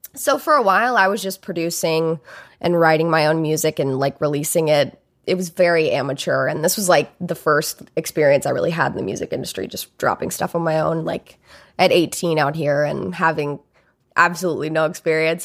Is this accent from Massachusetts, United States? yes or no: no; Alabama, United States; I grew up in Alabama